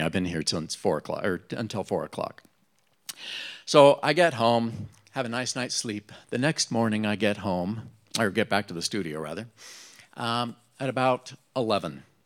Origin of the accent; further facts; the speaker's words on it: Utah, United States; moved away as an adult; I came from Utah.